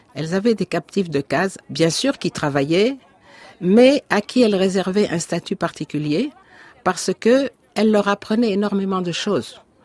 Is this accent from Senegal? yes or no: yes; Dakar, Senegal; je suis née à Dakar. J'ai vécu toute mon enfance à Dakar